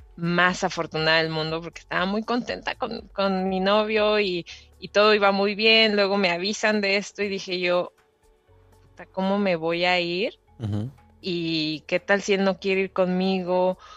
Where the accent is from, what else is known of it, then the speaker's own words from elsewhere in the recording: Querétaro, Mexico; moved away as an adult; now in Singapore; soy queretana de corazón y Querétaro, México. Y Vivo en Singapur hace dos años y medio.